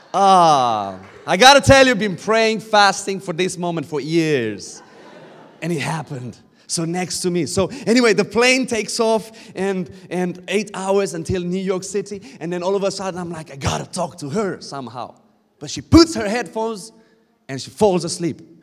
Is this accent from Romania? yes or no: yes; Romania; I'm coming from Romania. Um, we shout a lot